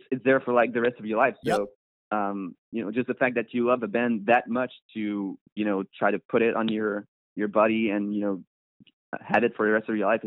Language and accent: English; Montreal, Quebec, Canada; we're from Montreal